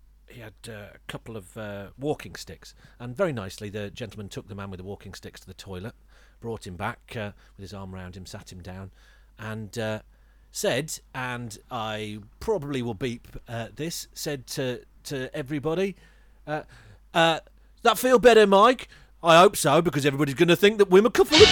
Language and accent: English; West Midlands, United Kingdom; moved away; I'm from the Wild West Midlands